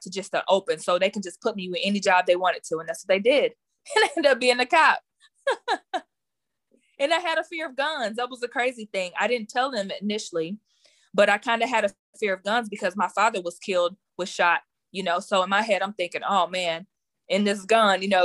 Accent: Garland, Texas, United States; I am from Garland, Texas.

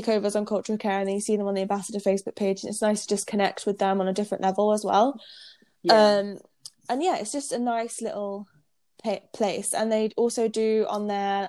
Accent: United Kingdom; moved away; we're British

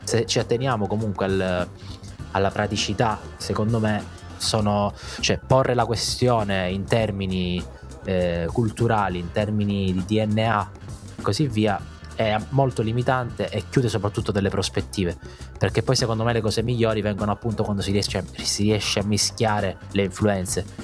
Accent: Italy; in Italia

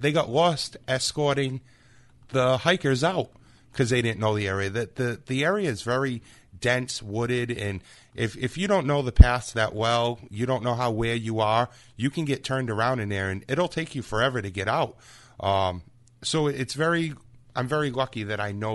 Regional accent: Freetown, Massachusetts, United States; growing up in the Freetown area

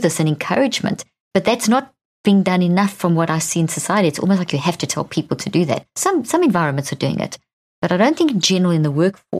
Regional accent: Zimbabwe; I was born in Zimbabwe

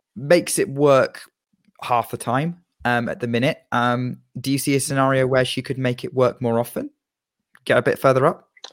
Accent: United Kingdom; as a Brit

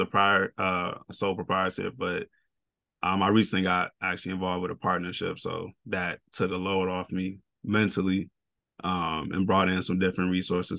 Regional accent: Chicagoland, Illinois, United States; I'm from Chicago land, if you will. I'm from an hour south

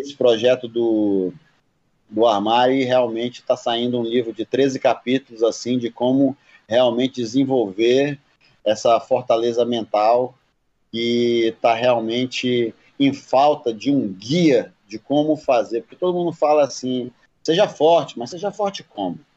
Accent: Amazonas, Brazil; Eu sou do Amazonas

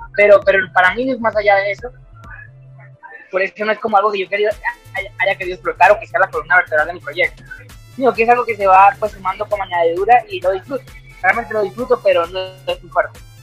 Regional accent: a small town in the Venezuelan Andes, Venezuela; also born or lived in Caracas, Venezuela; now in Medellín, Colombia; desde que salí de mi pueblito, en, un desde los Andes, en Venezuela

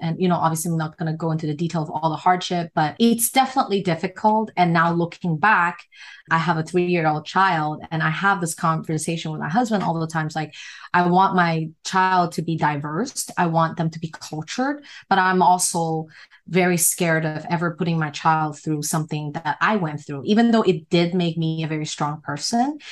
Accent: Hong Kong; moved away; also born or lived in United States; I'm from Hong Kong and people in Hong Kong, like they move very fast and the kids are very just street smart

